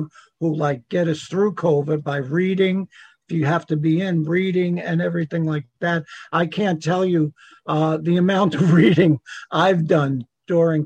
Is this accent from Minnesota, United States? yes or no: no; New York, United States; I'm from New York